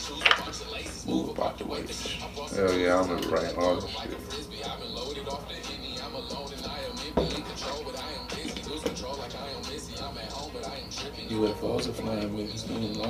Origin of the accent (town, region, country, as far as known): Cleveland, Ohio, United States; accent: Cleveland